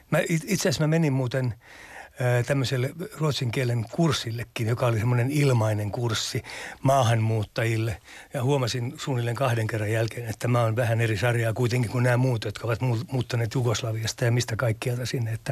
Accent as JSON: {"language": "Finnish", "region": "Lapland", "country": "Finland", "said": "kyllä mä nyt itseäni peräpohjalaisena pidän"}